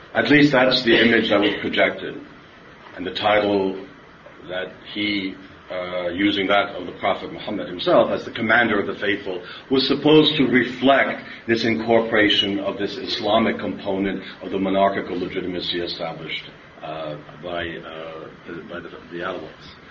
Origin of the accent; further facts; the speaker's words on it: New York, United States; I'm originally from New York